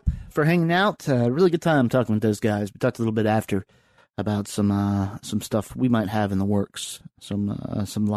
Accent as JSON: {"language": "English", "region": "the South", "country": "United States", "tie": "born or raised there", "also_born_or_lived": "Richmond", "moved": "yes", "lives_now": "Washington, D.C., United States", "said": "I grew up in the South"}